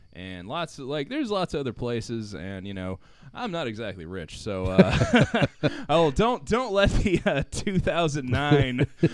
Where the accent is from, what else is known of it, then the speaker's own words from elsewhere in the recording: Gainesville, Florida, United States; Yeah, I'm from Gainesville. Parents are both from, you know, Newberry and Archer.